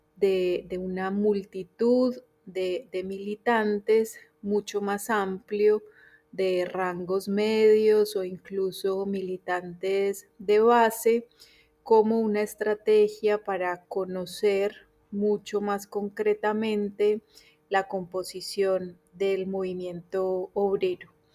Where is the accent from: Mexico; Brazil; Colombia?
Colombia; now in Argentina; colombiana radicada en Argentina desde hace ya varios años